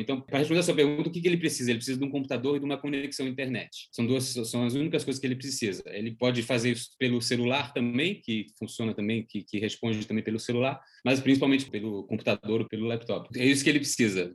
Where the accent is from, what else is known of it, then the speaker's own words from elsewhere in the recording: Switzerland; moved away; also born or lived in Brazil; eu que nasci aqui na Suíça, resolvi voltar, morar aqui na minha, na minha terra natal